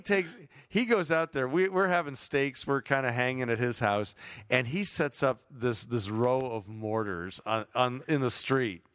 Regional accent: Chicago, Illinois, United States; now in Southern California, United States; growing up in Chicago

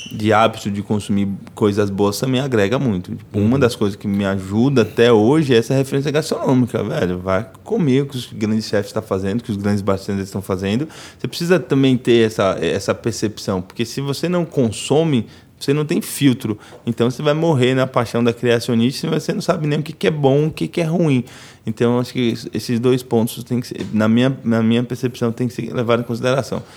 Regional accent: Itapirama, Bahia, Brazil; moved away; also born or lived in São Paulo; lá em Itapirama, lá na roça, na vilinha lá da roça onde eu cresci

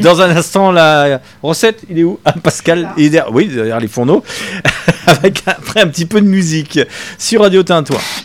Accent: Lyon, Auvergne-Rhône-Alpes, France; moved away; je suis lyonnais

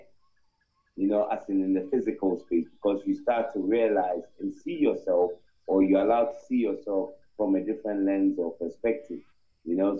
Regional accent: Ghana; I'm originally from Ghana. I'm an Akan, and both my parents are

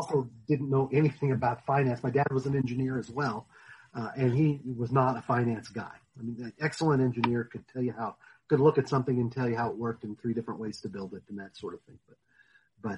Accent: Denver, Colorado, United States; I grew up in the Denver area and have been here all my life

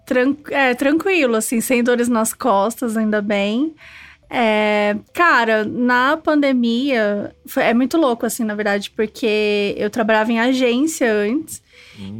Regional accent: Itajubá, Minas Gerais, Brazil; moved away as an adult; also born or lived in Bonfim; now in São Paulo, Brazil; Eu sou, sou mineira, sou do sul de Minas, então vim pra São Paulo

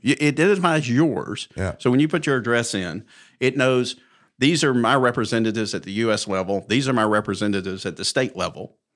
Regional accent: Mountain Brook, Alabama, United States; born and raised in Mountain Brook, graduated high school in 1978

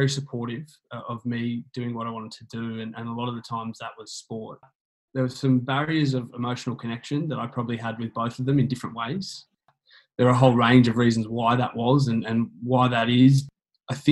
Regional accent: Canberra, Australian Capital Territory, Australia; I grew up in Canberra, down in the beautiful God's country of Canberra.

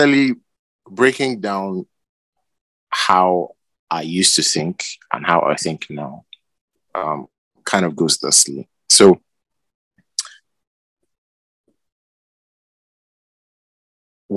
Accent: Nigeria; I'm from Nigeria.

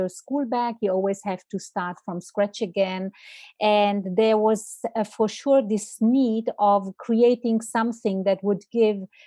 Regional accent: Italy; moved away as an adult; also born or lived in Milan, Italy / Switzerland; now in Zurich, Switzerland; I'm not Swiss. I'm from Italy.

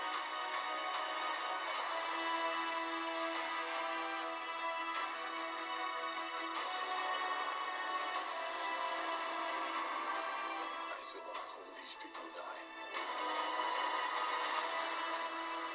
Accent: United States; as American citizens

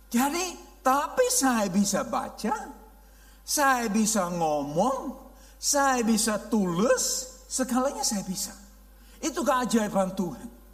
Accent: Netherlands; Indonesian is a second language; now in Indonesia; Jadi saya orang Belanda asli, ya bule yang benar-benar bule, ya obul, ya lahir di Belanda, besar di Belanda, dan saya uh, kami pindah saya uh, dengan Youth with ke misi di Indonesia

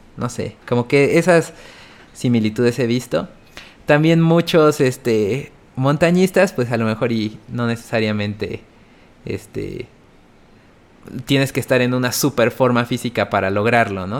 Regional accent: Oaxaca, Mexico; moved away as an adult; now in Puebla, Mexico; nací en Puebla, pero después, pues, toda mi infancia y así crecí en Oaxaca

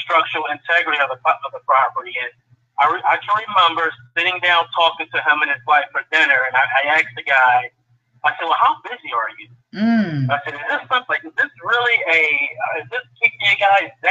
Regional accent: Philadelphia, Pennsylvania, United States; I'm born and raised in North Philadelphia, went off into the Marine Corps for many years

